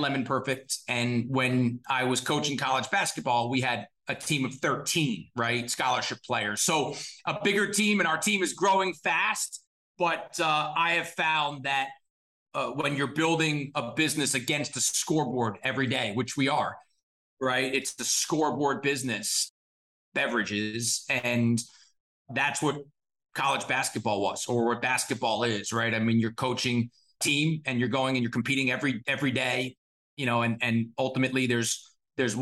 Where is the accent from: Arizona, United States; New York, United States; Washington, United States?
New York, United States; Scarsdale; Grew up in Scarsdale, New York, in Westchester County